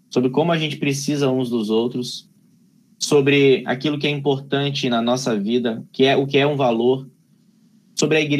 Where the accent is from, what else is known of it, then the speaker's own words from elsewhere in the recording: Espírito Santo, Brazil; Eu sou do Espírito Santo, eu moro, sei lá, 30 minutos da praia.